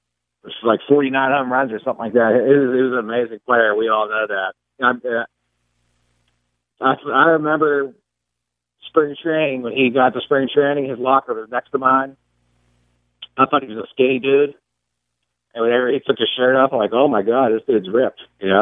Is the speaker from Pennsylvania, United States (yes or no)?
yes; Pittsburgh, Pennsylvania, United States; I grew up in Pittsburgh